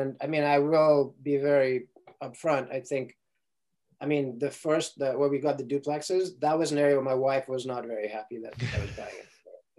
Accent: Ukraine; English is a second language; also born or lived in Sierra Leone; now in United States; first of all, I didn't grow up in the United States, right? So I grew up in Ukraine and Sierra Leone, West Africa.

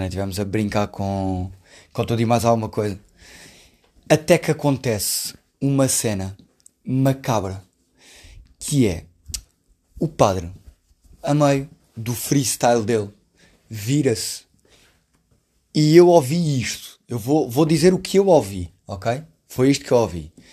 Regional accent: Alentejo, Portugal; eu sou do Alentejo, já.

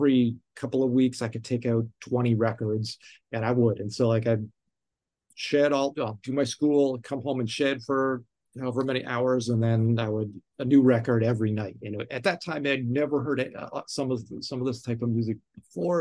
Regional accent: Toronto, Ontario, Canada; now in New York City, United States; Growing up in Toronto and Canada

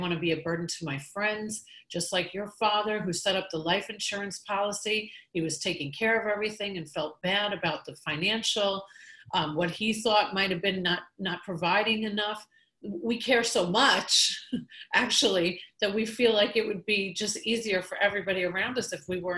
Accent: New York, United States; I'm from New York

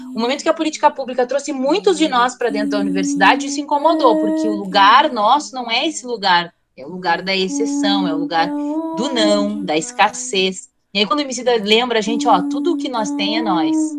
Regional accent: Osório, Rio Grande do Sul, Brazil; eu sou lá de Osório

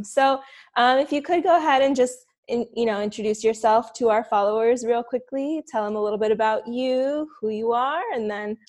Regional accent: Miami, Florida, United States; located in my hometown, Miami, Florida.

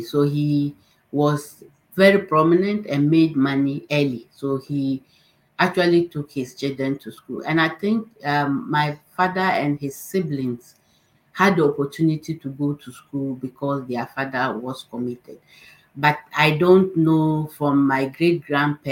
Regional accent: northern Ghana, Ghana; I grew up in the northern part of Ghana

